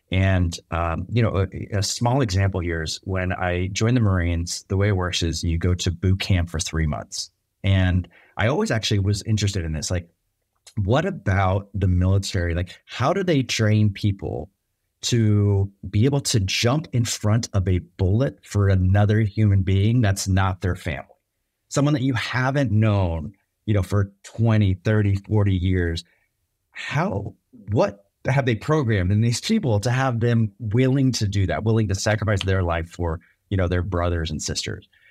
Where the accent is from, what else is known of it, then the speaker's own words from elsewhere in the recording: Bay Area, just outside San Francisco, California, United States; I grew up in the Bay Area, just outside San Francisco